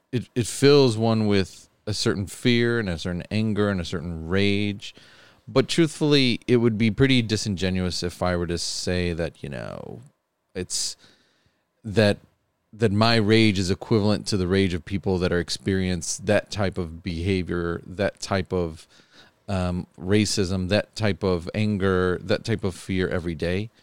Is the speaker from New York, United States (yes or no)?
yes; Buffalo, New York, United States; I've been born and raised in Buffalo my whole life